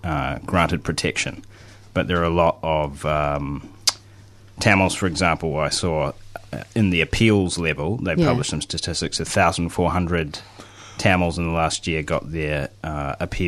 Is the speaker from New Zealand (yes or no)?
yes; New Zealand; accent: Kiwi; I'm actually from New Zealand